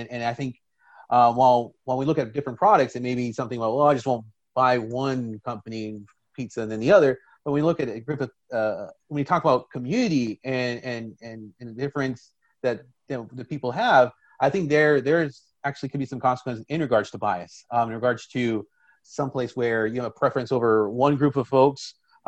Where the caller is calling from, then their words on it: Washington, District of Columbia, United States; so I'm speaking from Washington, D.C.